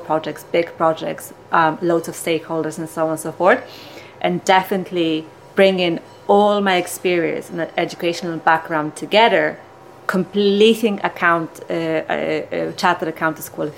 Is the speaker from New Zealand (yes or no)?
no; Poland; moved away as an adult; now in Ireland; I am originally from Poland. I came to Ireland nearly 18 years ago